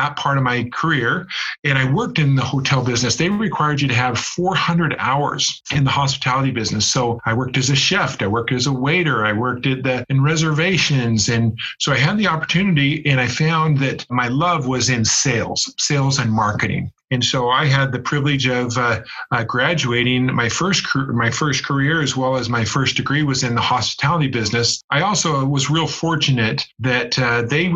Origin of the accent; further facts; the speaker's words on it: Las Vegas, Nevada, United States; also born or lived in West Jordan, Utah; now in Heber, United States; I grew up in Las Vegas, Nevada